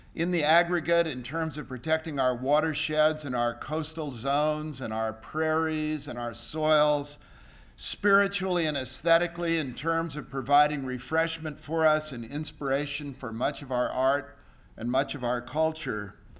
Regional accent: San Francisco, California, United States; also born or lived in China; came to San Francisco in nineteen thirty-seven, grew up there

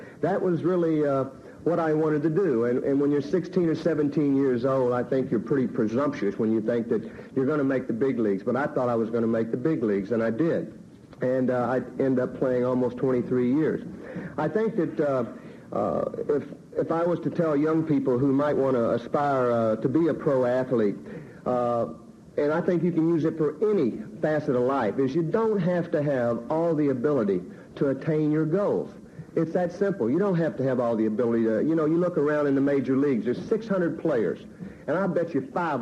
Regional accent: Little Rock, Arkansas, United States; growing up in Little Rock, Arkansas

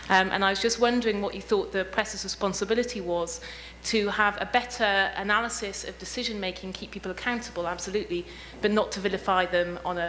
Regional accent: United Kingdom; now in Washington, D.C., United States; I'm at Georgetown Public Policy Institute, and I'm British.

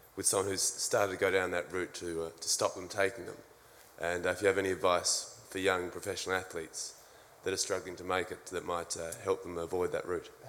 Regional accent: New Orleans, Louisiana, United States; I'm from New Orleans, Louisiana

